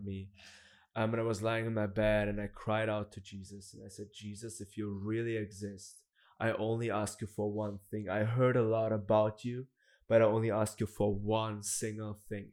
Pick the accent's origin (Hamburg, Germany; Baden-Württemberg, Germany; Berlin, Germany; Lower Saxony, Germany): Baden-Württemberg, Germany; Black Forest; I'm from Germany. I grew up in, in the Black Forest